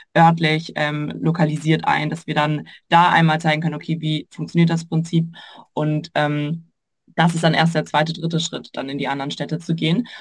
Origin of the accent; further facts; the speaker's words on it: Würzburg, Bavaria, Germany; moved away; komme ursprünglich aus Würzburg